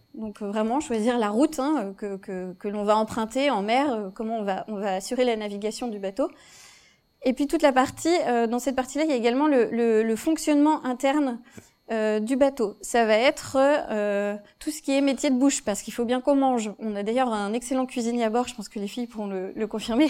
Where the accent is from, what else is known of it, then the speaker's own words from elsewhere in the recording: Vendée, Pays de la Loire, France; J'étais j'ai grandi en Vendée